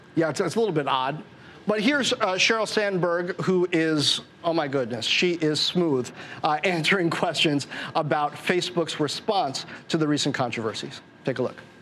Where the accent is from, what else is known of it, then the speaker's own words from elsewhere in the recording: United States; as an American